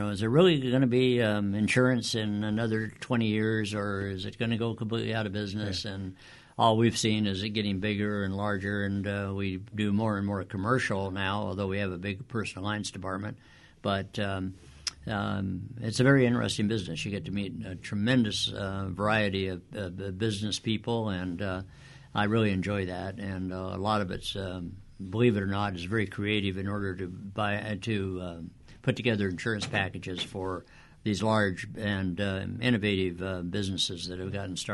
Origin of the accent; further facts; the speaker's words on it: Whittier, California, United States; I was born and raised here in Whittier and went to Whittier schools